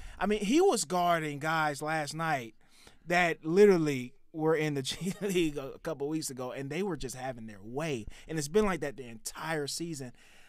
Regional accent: Florida, United States; when you're a kid growing up in Florida

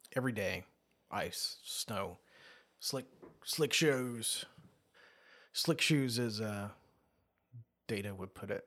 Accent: Australia; I was born in Australia

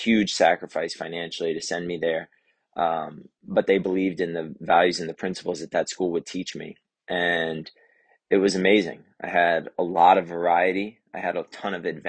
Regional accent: Lewes, Delaware, United States; I was born in Lewis, Delaware, at BB Hospital

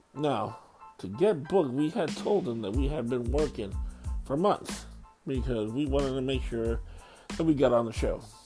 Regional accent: New York, United States; moved away; also born or lived in Florida / Texas; I'm from New York originally

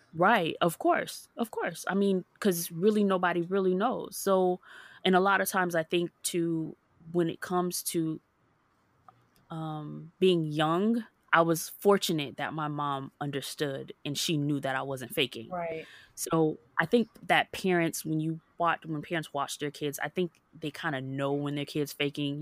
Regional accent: Hollywood, Florida, United States; also born or lived in Jacksonville, Florida; was born and raised in Hollywood, Florida, and I moved up to Jacksonville to go to college

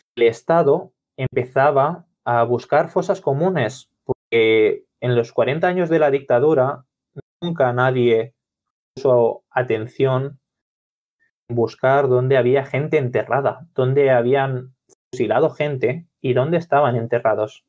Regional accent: Barcelona, Catalonia, Spain; soy de Barcelona

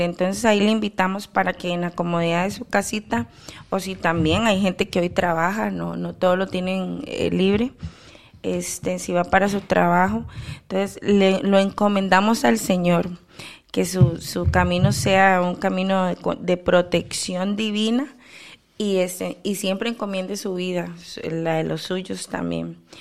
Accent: Costa Rica; como costarricenses que somos

